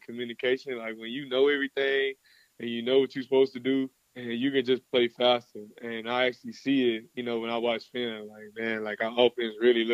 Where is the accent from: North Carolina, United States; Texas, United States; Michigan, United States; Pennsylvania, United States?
Texas, United States; Dallas; moved away as an adult; now in Gainesville, United States; in my hometown